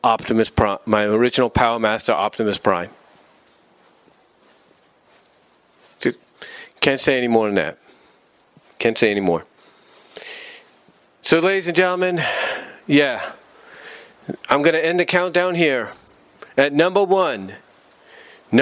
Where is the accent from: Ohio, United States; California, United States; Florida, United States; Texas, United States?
California, United States; Fremont; moved away; also born or lived in Kansas; We were living on Tamayo Street in Fremont, California